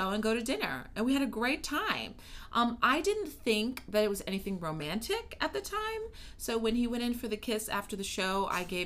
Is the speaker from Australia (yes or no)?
no; Kansas City, Missouri, United States; moved away; I grew up in Kansas City, Missouri, and I have a great family